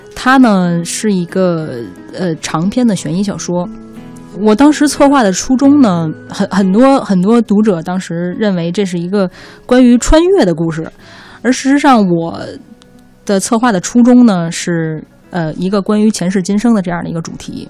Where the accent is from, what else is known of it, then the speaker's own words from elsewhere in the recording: Beijing, China; 我是比较土生土长的，呃，北京人